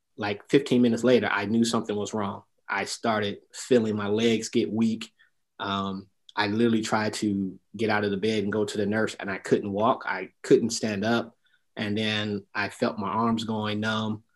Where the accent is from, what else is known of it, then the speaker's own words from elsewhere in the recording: Detroit, Michigan, United States; I'm originally from Detroit, Michigan